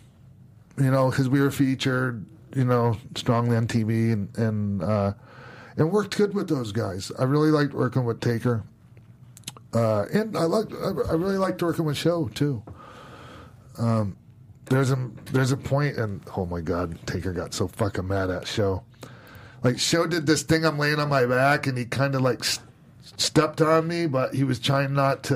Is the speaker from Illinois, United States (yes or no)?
no; Minneapolis, Minnesota, United States; my hometown. In Minneapolis